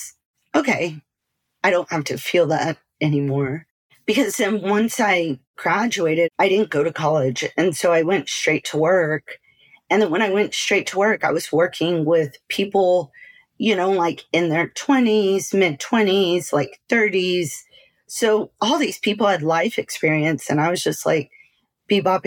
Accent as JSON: {"language": "English", "region": "South Texas", "country": "United States", "tie": "born or raised there", "also_born_or_lived": "Austin / Salt Lake City, Utah / Lubbock / Arizona", "moved": "as an adult", "said": "So I grew up in Texas"}